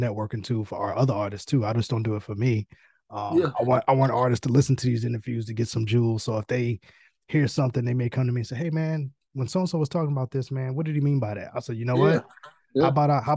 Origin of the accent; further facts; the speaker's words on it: New York City, New York, United States; moved away; I'm originally from New York. I'm from Queens, so I'm from the boroughs.